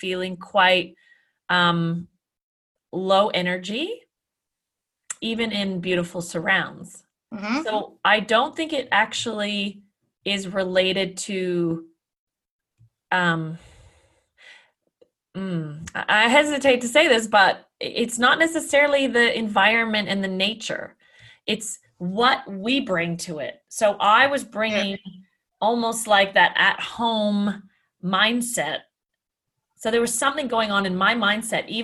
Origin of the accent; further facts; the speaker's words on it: Canada; I'm Canadian